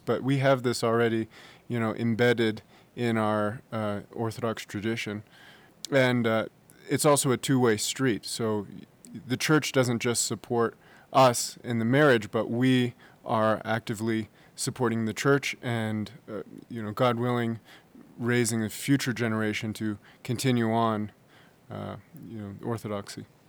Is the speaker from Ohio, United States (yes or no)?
no; San Francisco, California, United States; I'm from San Francisco, California